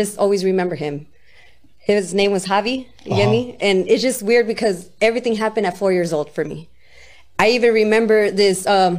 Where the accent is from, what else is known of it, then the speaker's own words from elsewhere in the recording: West Coast, United States; I guess I got more skills listening to East Coast, but I'm from the West, you get me?